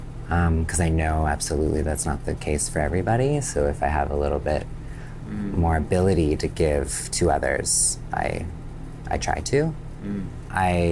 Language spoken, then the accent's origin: English; Canada; I grew up in Canada originally and in progressive communities, and I had an accepting family.